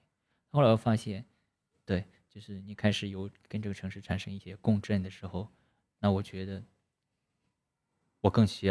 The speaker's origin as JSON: {"language": "Chinese", "region": "Anhui", "country": "China", "tie": "born or raised there", "moved": "as an adult", "lives_now": "Guangzhou, China", "said": "我是读大学的时候，高考之后来到广州，那时候十八九岁吧。"}